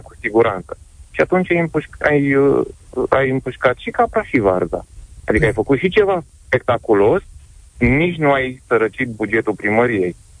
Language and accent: Romanian; Brașov, Brașov County, Romania; Sunt din Brașov